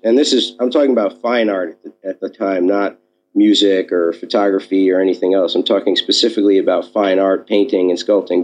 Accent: New York City, New York, United States; I grew up here in New York City, uh, in Manhattan, uh, born and raised.

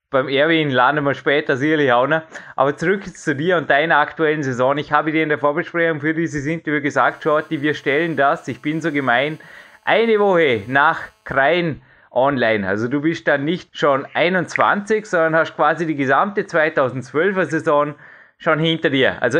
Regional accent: Dornbirn, Vorarlberg, Austria; ich komme ja aus Dornbirn, lebe in Dornbirn, bleibe in Dornbirn, sage ich immer.

